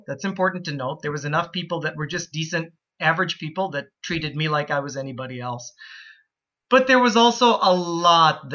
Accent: Plymouth, Minnesota, United States; also born or lived in Calgary, Canada / Florida; town I grew up in, Plymouth, Minnesota, where I still live today

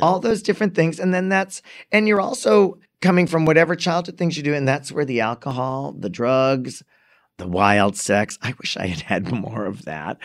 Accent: Framingham, Massachusetts, United States; I grew up in Framingham also.

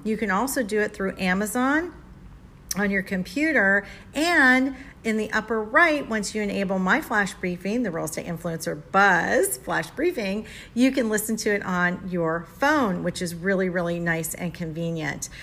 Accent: Boca Raton, Florida, United States; We're in Boca Raton, my home, my hometown

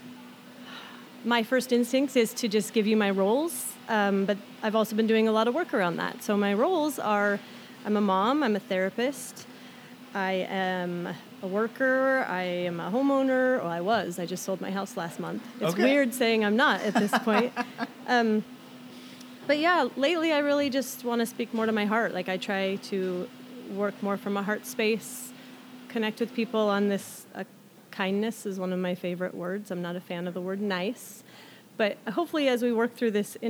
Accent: Oak Harbor, Washington, United States; also born or lived in Southern California; Oak Harbor, Washington was where I spent most of my growing up.

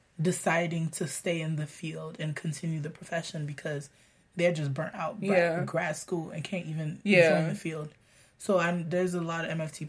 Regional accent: Florida, United States; I'm from Florida, that's why.

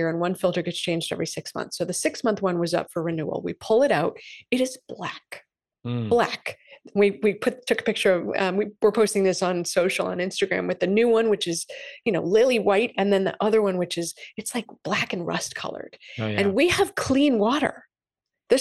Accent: Massachusetts, United States; I'm from Massachusetts

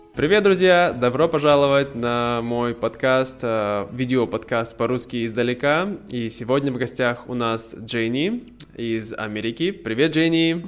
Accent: Irkutsk, Irkutsk Oblast, Russia; moved away; у нас в моем родном городе, в Иркутске, у нас всего 600 тысяч человек

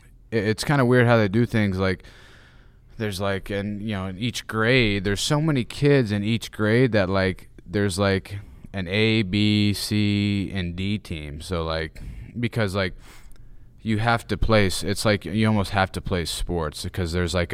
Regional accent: Knoxville, Tennessee, United States; also born or lived in Atlanta, Georgia; now in Arizona, United States; I lived in Knoxville pretty much my entire life. I was born in Atlanta, Georgia. Have some family there. I've lived in Knoxville pretty much my entire life. Just recently moved to Arizona last July.

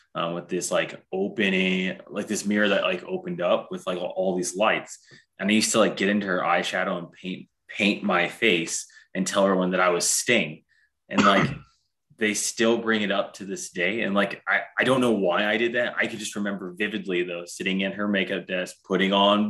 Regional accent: Fort Wayne, Indiana, United States; also born or lived in Utah; I'm from Fort Wayne originally

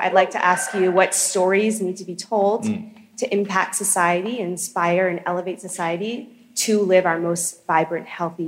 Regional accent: Boston, Massachusetts, United States; now in Los Angeles, United States; I'm from Boston, but I live in Los Angeles.

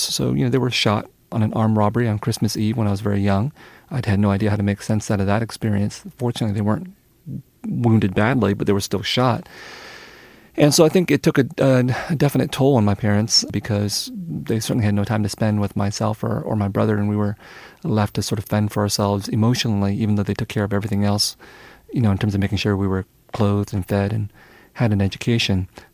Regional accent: San Jose, California, United States; English is a second language; also born or lived in Vietnam; I was growing up in San Jose, in a Vietnamese family, Vietnamese household, where Vietnamese was always spoken

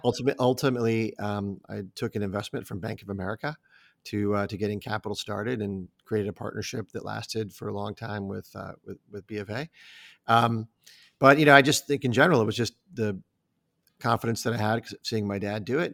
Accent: Omaha, Nebraska, United States; moved away as an adult; now in Chicago, United States; I grew up in Omaha

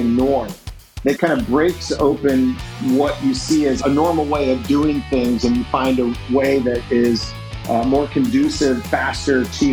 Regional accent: Indiana, United States; moved away; I grew up in Indiana

